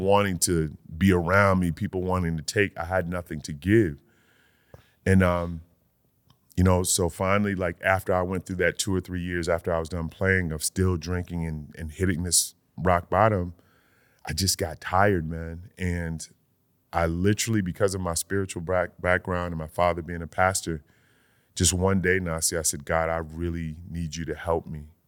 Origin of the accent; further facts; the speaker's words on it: Connecticut, United States; Middletown, Connecticut, like, twenty minutes from my hometown.